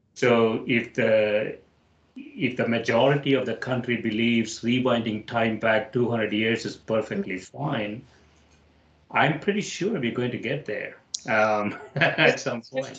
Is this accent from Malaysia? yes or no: no; India; moved away as an adult; now in United States; I grew up in India